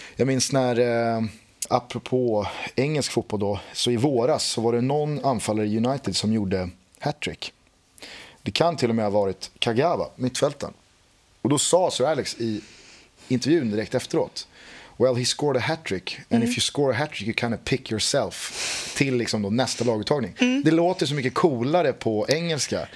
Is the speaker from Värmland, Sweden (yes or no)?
no; Stockholm, Stockholm County, Sweden; som stockholmare